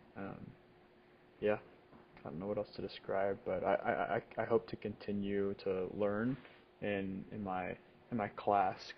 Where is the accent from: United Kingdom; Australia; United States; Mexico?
United States; Rockford, Illinois; moved away as an adult; now in Kalamazoo, United States; I grew up in Rockford, Illinois, which is 50 minutes